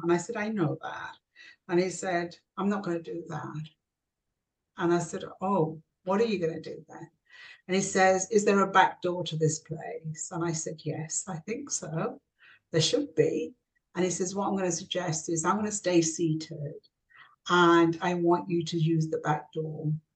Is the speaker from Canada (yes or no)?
no; South Yorkshire mining village, Yorkshire and the Humber, United Kingdom; also born or lived in Kashmir (ancestry); landed in a small South uh, Yorkshire mining village where we were the first Asian family uh, to, to, to, live